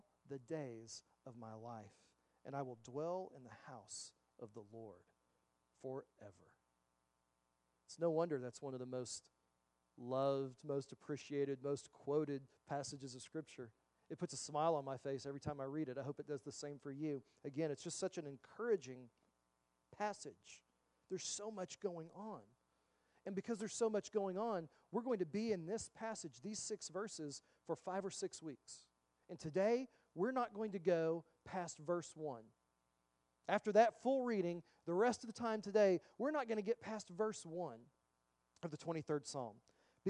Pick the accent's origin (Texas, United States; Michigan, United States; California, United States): Texas, United States; I grew up in Texas